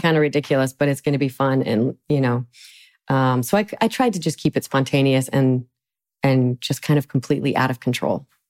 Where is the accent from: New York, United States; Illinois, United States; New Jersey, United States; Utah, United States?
Utah, United States; Salt Lake City; I'm from Salt Lake City